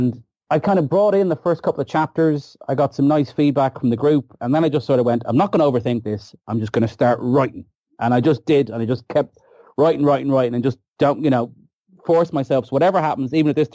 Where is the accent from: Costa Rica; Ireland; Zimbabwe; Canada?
Ireland; being Irish